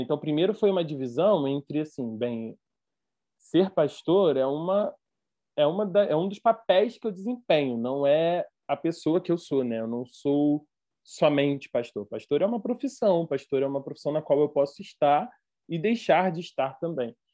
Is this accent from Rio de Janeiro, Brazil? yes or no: yes; Rio de Janeiro, Brazil; accent: carioca; sou carioca, você pode ver pelo meu sotaque